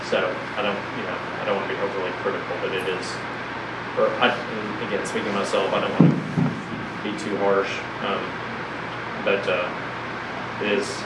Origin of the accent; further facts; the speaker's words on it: the South, United States; growing up in the South in a church mm-hmm. home